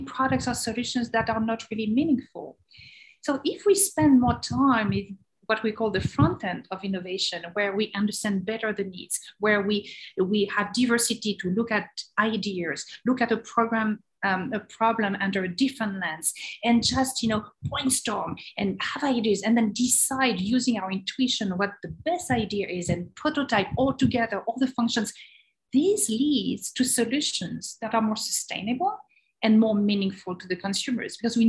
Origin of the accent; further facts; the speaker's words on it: France; moved away as an adult; now in United States; being French, but wanting to discover the world. And I was fascinated by the US. I was 5 years old and I say, one day I will go to America.